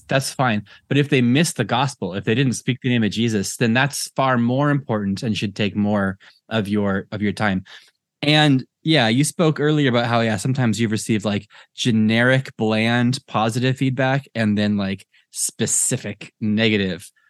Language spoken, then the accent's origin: English; United States; now in Ireland; I'm American and I live in Ireland